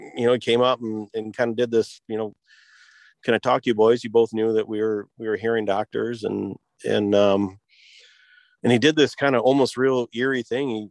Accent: Michigan, United States; I was born and raised in Michigan

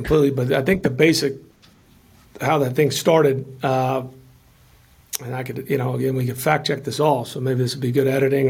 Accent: Memphis, Tennessee, United States; now in Atlanta, United States; growing up in Memphis

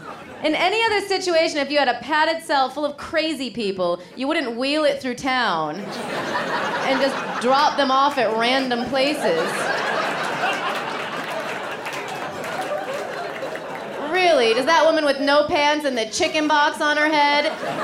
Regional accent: Rockford, Illinois, United States; So I'm from Illinois.

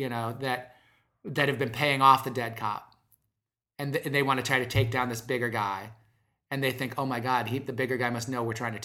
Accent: Omaha, Nebraska, United States; I'm not from Detroit, but I'm from Omaha, Nebraska

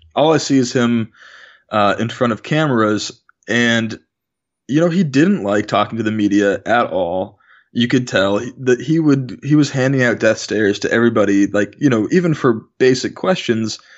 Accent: Bay Area, California, United States; both of us, we grew up in the Bay Area.

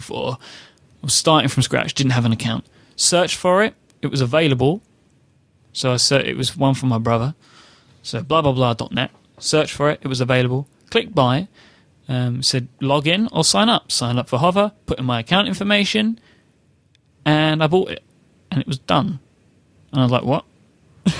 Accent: United Kingdom; I am a British gentleman

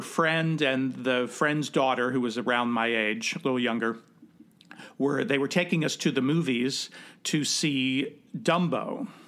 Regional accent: Cincinnati, Ohio, United States; I grew up in Cincinnati.

